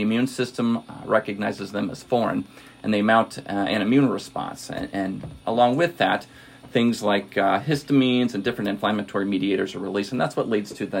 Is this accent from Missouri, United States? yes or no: yes; Washington, Missouri, United States; also born or lived in San Antonio, Texas; I grew up out in Washington, Missouri, which is about an hour west of here